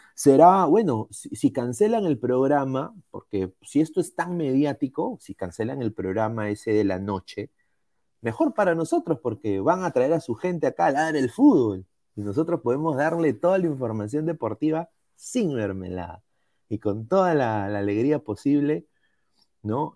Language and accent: Spanish; Peru